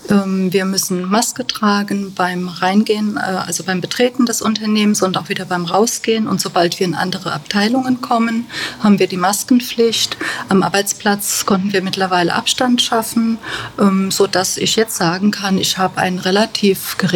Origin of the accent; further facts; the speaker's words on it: Bad Kreuznach, Rhineland-Palatinate, Germany; born there; Ich bin hier in Bad Kreuznach geboren. Ich bin 53 Jahre alt